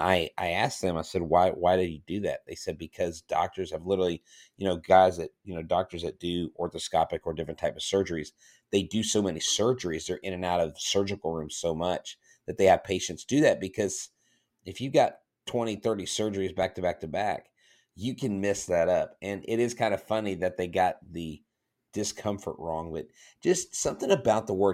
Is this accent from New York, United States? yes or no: no; Florida, United States; moved away; Florida, all of Florida. That's my home state